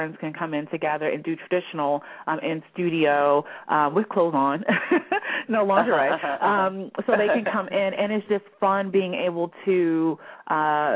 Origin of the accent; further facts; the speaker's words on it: Baltimore, Maryland, United States; I am from Baltimore, Maryland, where I still reside with my husband